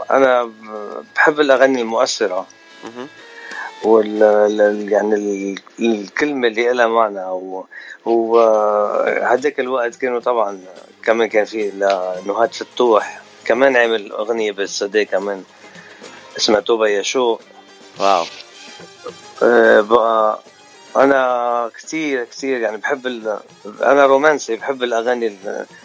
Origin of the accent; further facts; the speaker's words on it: Lebanon; also born or lived in Abidjan / Paris / Sweden / Dubai; now in United States; انا الاصل آه، من لبنان اقليم شروق آه، سكان بيروت آه، وصار لي بأمريكا بس أربع